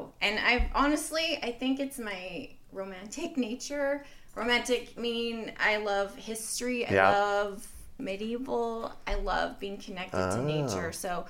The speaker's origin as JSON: {"language": "English", "region": "Idaho", "country": "United States", "tie": "born or raised there", "also_born_or_lived": "Missouri / Seattle", "moved": "as an adult", "lives_now": "Phoenix, United States", "said": "I grew up in Idaho with horses and a yard. And we did have chickens for a while, but I was in 4-H, loved gardening, and went to college in Missouri, then lived in Seattle"}